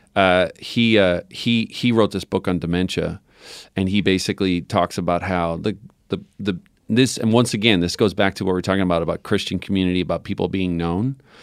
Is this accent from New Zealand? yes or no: no; Newfoundland and Labrador, Canada; growing up in Newfoundland